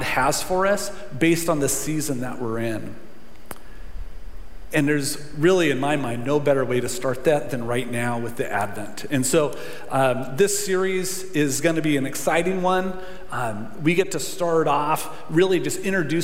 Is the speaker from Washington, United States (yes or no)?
yes; Centralia, Washington, United States; moved away as an adult; also born or lived in Yakima, Washington; Grew up here, we're married here, and the church means a lot